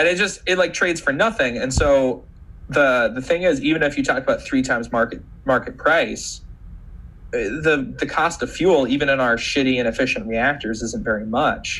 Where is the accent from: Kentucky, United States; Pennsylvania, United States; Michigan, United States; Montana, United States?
Montana, United States; I'm from Montana, big beautiful state full of wildlife.